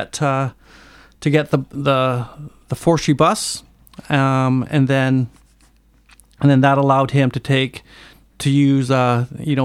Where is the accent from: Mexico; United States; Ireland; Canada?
Canada; Port Hardy, British Columbia; I grew up in Port Hardy and then I graduated there and then taught there for 14 years